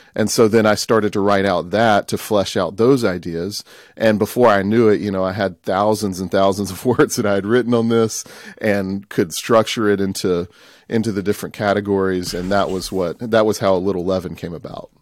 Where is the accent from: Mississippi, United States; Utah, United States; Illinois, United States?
Mississippi, United States; Tupelo; I grew up here in Tupelo, Mississippi, which is northeast part of Mississippi.